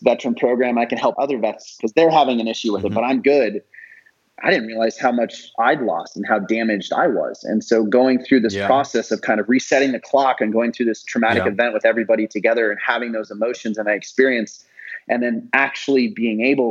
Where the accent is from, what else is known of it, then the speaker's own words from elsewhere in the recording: Idaho, United States; I'm from Idaho